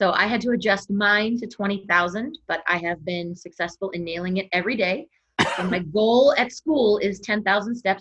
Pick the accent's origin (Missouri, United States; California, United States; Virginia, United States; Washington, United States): California, United States; Moraga; moved away as an adult; also born or lived in Fremont, California; now in Arizona, United States; I grew up in Moraga, California, which is where St. Mary's College is. It's about 30 minutes east